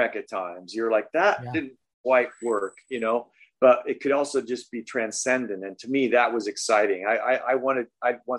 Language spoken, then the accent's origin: English; Oregon, United States; moved away as an adult; also born or lived in New York; I'm the dumbass from Oregon